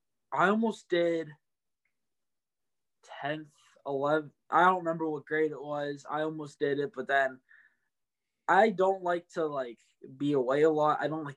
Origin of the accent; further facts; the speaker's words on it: Beaver, Pennsylvania, United States; moved away as an adult; now in Moon, United States; I love growing up in Beaver, have so many friends still there. Beaver was, you know, just an awesome place to grow up and experience, you know, as a little kid.